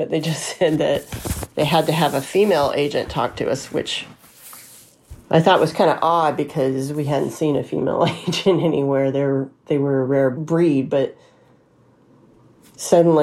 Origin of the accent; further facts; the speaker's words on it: Alabama, United States; moved away as an adult; also born or lived in California; I was raised in Alabama